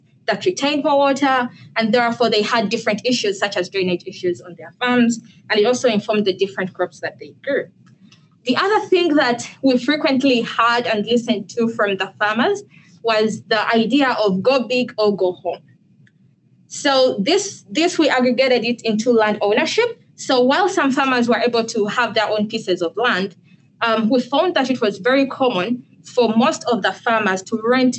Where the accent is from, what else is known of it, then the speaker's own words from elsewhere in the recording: Uganda; now in United States; I'm originally from Uganda, and I'm in the Biological and Ag Engineering Department